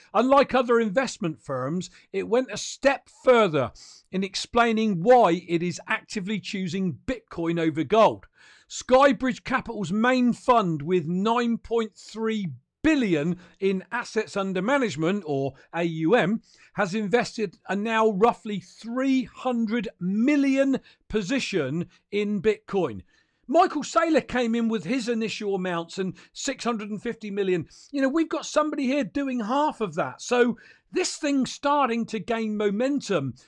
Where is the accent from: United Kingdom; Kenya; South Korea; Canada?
United Kingdom; I'm a Brit as well